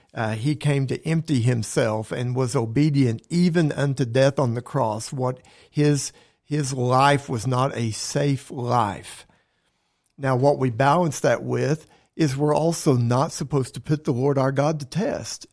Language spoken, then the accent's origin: English; Oklahoma, United States; I love living in this state. I was born in Oklahoma